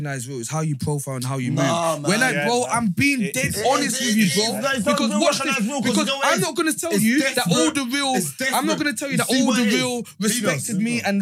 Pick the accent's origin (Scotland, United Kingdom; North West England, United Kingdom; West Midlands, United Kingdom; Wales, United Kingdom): North West England, United Kingdom; Manchester; moved away; also born or lived in London; I grew up in Manchester